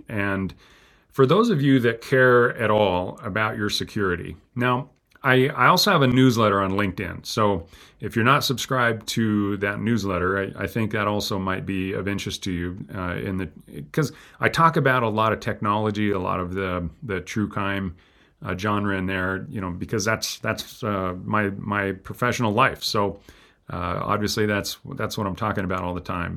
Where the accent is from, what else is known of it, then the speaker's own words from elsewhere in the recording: United States; as an American